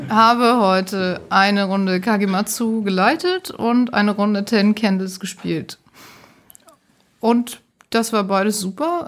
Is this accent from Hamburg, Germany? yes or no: yes; Hamburg, Germany; ich komme aus Hamburg